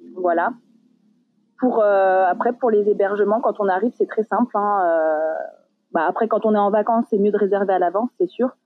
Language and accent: French; Paris region, Île-de-France, France; moved away as an adult; now in Malta; je viens de la région parisienne